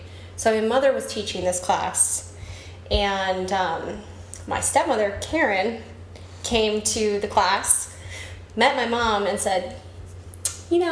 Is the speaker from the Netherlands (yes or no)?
no; Arlington, Texas, United States; moved away; I grew up in Arlington, Texas, which is right in between Dallas and Fort Worth